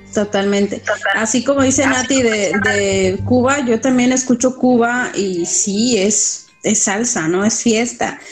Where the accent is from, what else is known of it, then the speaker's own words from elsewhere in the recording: Tabasco, Mexico; now in Puerto Vallarta, Mexico; de donde yo soy, que es Tabasco